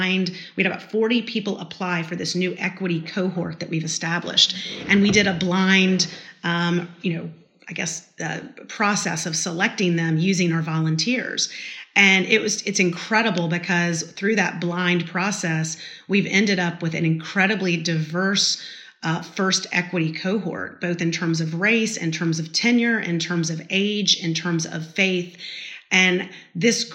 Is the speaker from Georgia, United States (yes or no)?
yes; Brunswick, Georgia, United States; growing up in South Georgia and going to high school in Brunswick, Georgia